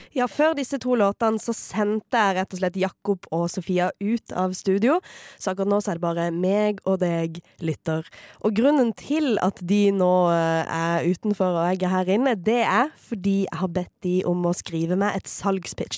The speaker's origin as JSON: {"language": "Norwegian", "town": "Farsund", "region": "Agder", "country": "Norway", "moved": "yes", "lives_now": "Oslo, Norway", "said": "huset mitt hjemme i Farsund, det der min offisielle adresse"}